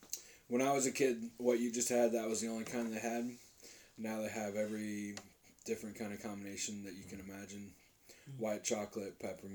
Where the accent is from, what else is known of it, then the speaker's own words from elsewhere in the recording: United States; I might get into trouble being American